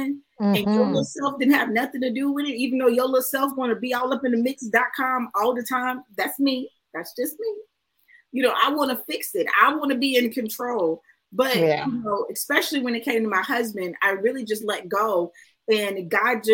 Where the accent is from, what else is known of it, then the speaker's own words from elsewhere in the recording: Houston, Texas, United States; I'm from Houston